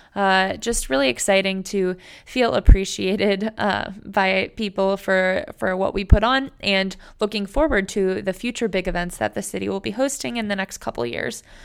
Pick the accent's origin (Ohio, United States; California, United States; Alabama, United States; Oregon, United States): Ohio, United States; Cleveland; moved away; my hometown, Cleveland, Ohio